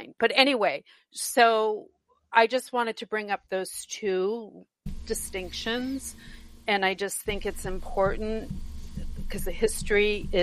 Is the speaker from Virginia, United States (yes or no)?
no; Hopedale, Massachusetts, United States; the town I grew up in was Hopedale